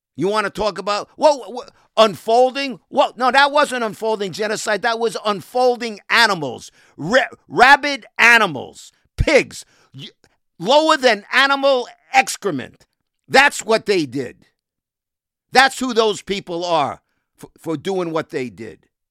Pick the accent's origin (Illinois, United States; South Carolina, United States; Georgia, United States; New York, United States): New York, United States; New York City; I was raised in housing, in a housing project in Brooklyn, in Cheapside Bay